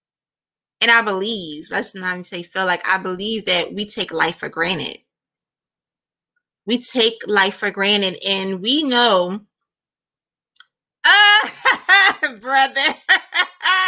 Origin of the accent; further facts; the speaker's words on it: United States; I'm an American. I was born in the United States of America